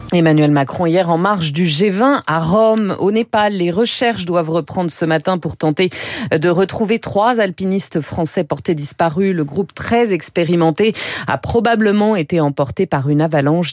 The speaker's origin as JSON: {"language": "French", "country": "France", "said": "Chez nous en France"}